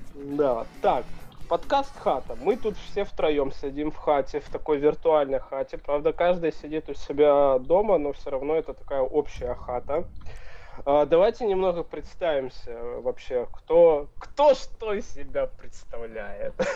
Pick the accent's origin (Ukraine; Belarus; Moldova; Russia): Ukraine; Luhansk, Luhansk Oblast; moved away as an adult; now in Kraków, Poland; сам я родом из э, Луганска